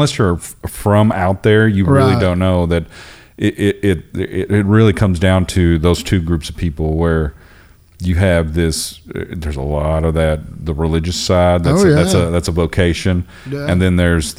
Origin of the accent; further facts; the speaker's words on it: Stanton, Texas, United States; I grew up in Stanton, outside of Midland.